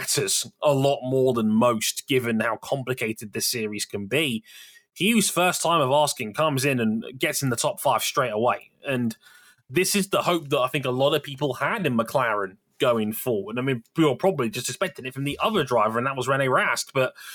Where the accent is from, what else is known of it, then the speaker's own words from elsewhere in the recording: United Kingdom; I am British